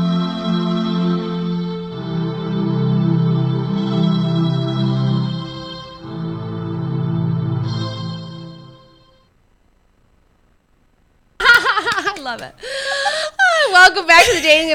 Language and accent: English; Michigan, United States; I am from Michigan